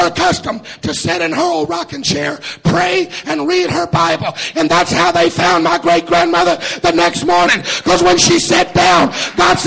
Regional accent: the South, United States; I'm a Southerner

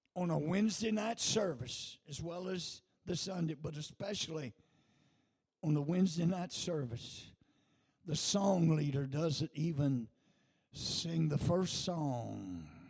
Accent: United States; I'm an American

